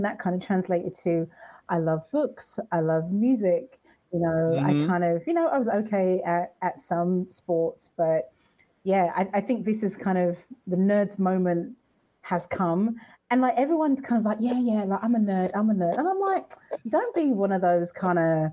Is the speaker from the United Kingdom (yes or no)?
yes; United Kingdom; You can hear from my accent, I'm from the UK